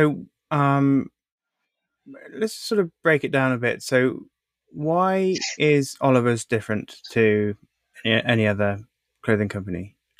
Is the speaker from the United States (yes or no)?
no; United Kingdom; I'm British.